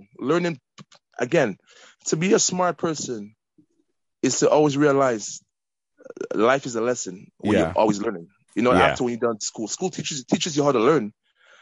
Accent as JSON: {"language": "English", "town": "Toronto", "region": "Ontario", "country": "Canada", "tie": "born or raised there", "said": "I grew up in Eglinton"}